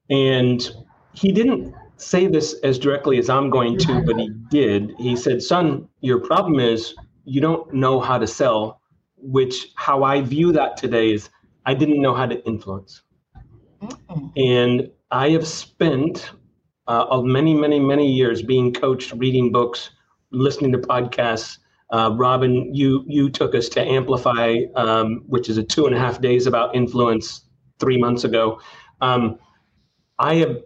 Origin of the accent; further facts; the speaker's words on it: Redding, California, United States; I grew up in Redding, California